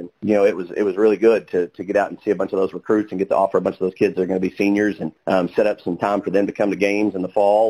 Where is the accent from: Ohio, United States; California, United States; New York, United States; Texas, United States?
Texas, United States; now in Weatherford, United States; I'm from Texas, so I know a lot of those kids